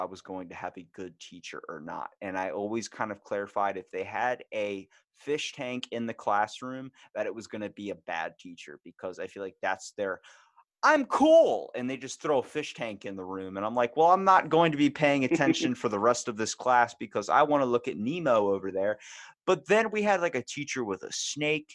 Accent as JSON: {"language": "English", "town": "Baltimore", "region": "Maryland", "country": "United States", "said": "I'm from Baltimore, so when we talk, it's like Baltimore, and then we say Monday, Tuesday. And I'm like, where did we all get these accents?"}